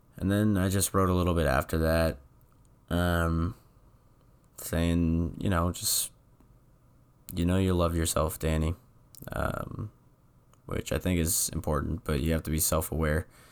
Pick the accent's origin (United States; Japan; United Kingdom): United States; New England; moved away; I'm from New England.